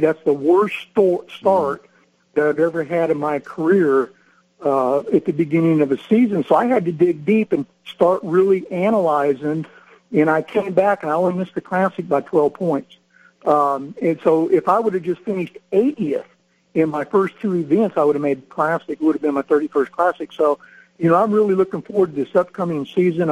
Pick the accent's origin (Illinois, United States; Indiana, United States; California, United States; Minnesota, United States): California, United States; Northern; I grew up in Northern California hunting and fishing